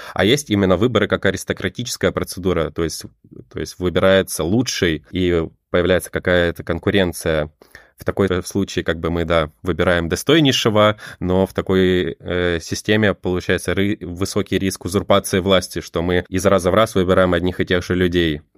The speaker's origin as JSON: {"language": "Russian", "country": "Estonia", "said": "я сам из Эстонии"}